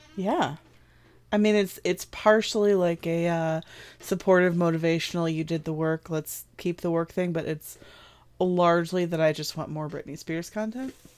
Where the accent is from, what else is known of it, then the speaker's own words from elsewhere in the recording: Midwest, United States; I'm not from the South. I'm from the Midwest.